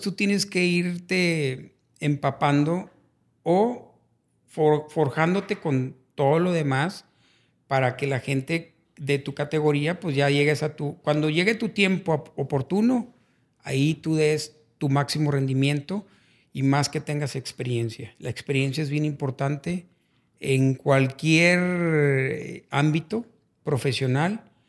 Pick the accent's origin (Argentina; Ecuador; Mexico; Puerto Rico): Mexico; Monterrey, Nuevo León; Realmente en la mera colonia Madero, fue donde yo nací